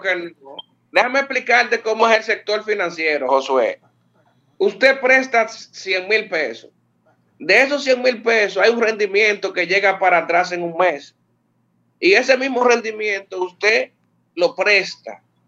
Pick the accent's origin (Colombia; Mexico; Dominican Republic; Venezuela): Dominican Republic; Santiago de los Caballeros, Santiago; yo soy de Santiago